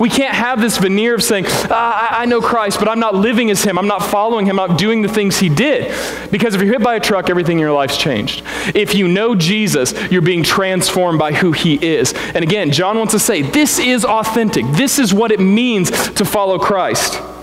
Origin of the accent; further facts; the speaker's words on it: Springfield, Missouri, United States; I'm from Springfield, Spring Vegas, right? And, uh, and so everything down there is the Ozarks